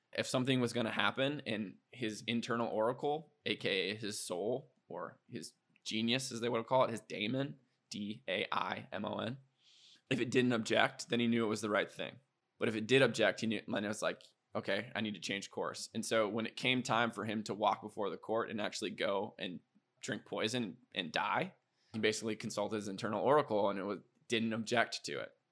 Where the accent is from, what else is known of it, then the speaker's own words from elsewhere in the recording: Iowa, United States; moved away as an adult; also born or lived in South Dakota / Minneapolis / Boston; now in Austin, United States; growing up in Iowa.